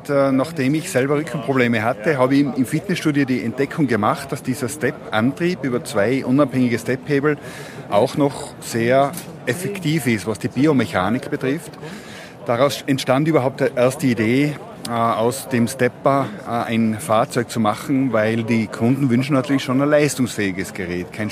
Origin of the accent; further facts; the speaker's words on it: Mayrhofen, Tyrol, Austria; born there; gebürtig aus Mayhofen im Zillertal.